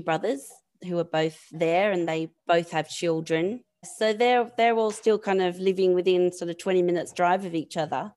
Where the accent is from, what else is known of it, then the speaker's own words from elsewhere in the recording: Campbelltown, New South Wales, Australia; also born or lived in London; now in San Francisco, United States; I'm from Campbelltown, which is about thirty miles southwest of Sydney.